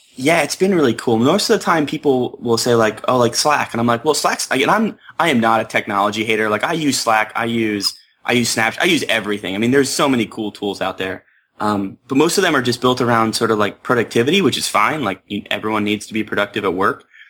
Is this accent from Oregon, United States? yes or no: no; Pennsylvania, United States; I grew up in Pennsylvania